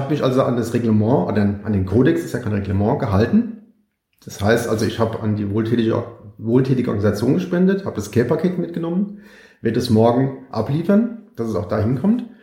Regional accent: Mainz, Rhineland-Palatinate, Germany; Ich komme aus Mainz ähm, und bin jetzt von Mainz über Frankfurt, also Frankfurt am Main, nach Berlin geradelt.

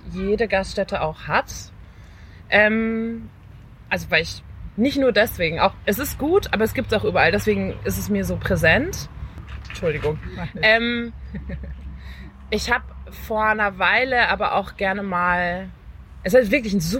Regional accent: North Rhine-Westphalia, Germany; Also ich bin in NRW geboren und aufgewachsen

